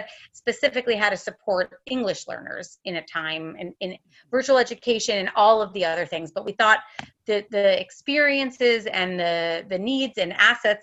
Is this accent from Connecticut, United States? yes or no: yes; Connecticut, United States; also born or lived in Sydney, Australia / California; now in Santa Barbara, United States; I'm originally from Connecticut. I'm an East Coast gal now living in California